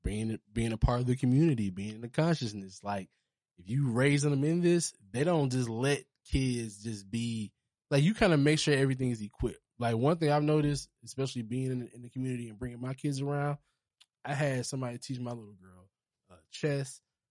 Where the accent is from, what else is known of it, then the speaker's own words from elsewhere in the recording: Charleston, South Carolina, United States; Bro, I'm from Charleston. Charleston's country.